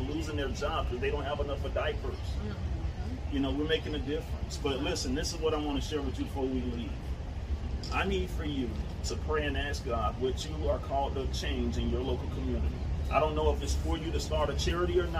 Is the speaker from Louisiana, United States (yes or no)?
no; Tampa, Florida, United States; I marched in West Tampa. That's my stomping ground, born and raised